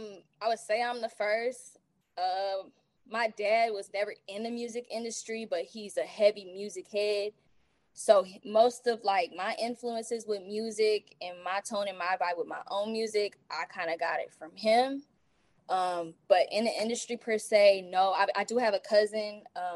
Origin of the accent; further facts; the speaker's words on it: DeQuincy, Louisiana, United States; being a military brat and growing up in De Quincy, look, if you don't speak to nobody, you ain't gonna have no friends.